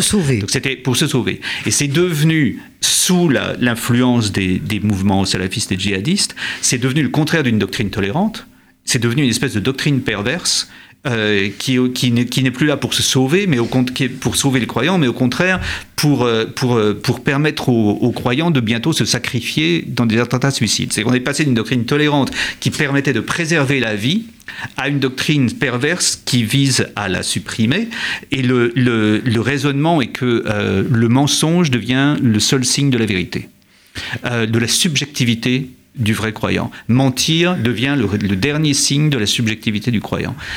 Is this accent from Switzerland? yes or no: no; France; chez nous en France